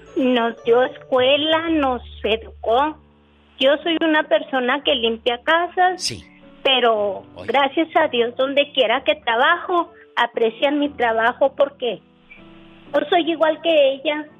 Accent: Ciudad Juárez, Chihuahua, Mexico; born or raised there; now in El Paso, United States

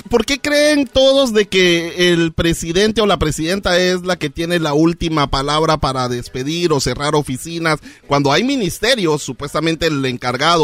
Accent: Guatemala; moved away; nos vamos a mi país natal, Guatemala

